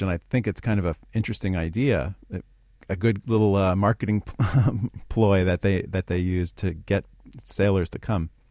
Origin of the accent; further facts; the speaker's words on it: New York City, New York, United States; growing up in Queens, I was inspired by the churches there